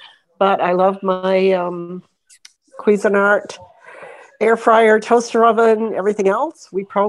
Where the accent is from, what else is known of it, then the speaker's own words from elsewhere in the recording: Florida, United States; Oh, I'm from Florida.